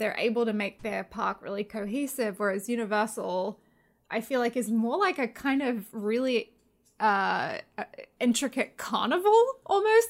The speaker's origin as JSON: {"language": "English", "country": "Australia", "said": "\"Where are you from?\" I was like, \"Oh, Australia.\""}